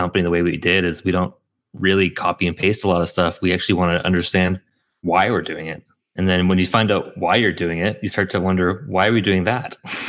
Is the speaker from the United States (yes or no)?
no; Vancouver, British Columbia, Canada; now in Auckland, New Zealand; I'm from Vancouver.